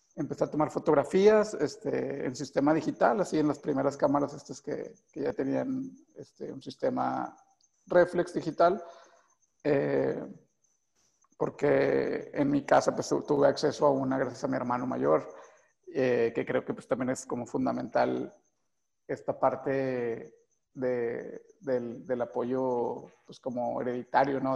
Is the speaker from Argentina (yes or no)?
no; Guadalupe, Zacatecas, Mexico; also born or lived in Tamazula, Durango; yo crecí en el municipio de Guadalupe eh, y nací precisamente en Durango, en un, en una, en, una, en un pequeño pueblito que se llama Tamazula